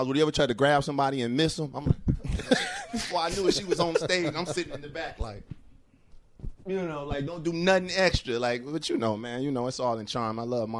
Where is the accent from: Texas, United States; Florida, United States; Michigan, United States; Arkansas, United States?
Michigan, United States; Detroit; I'm from Detroit City, man.